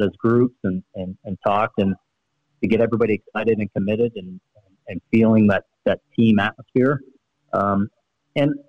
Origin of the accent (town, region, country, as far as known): Sarnia, Ontario, Canada; born or raised there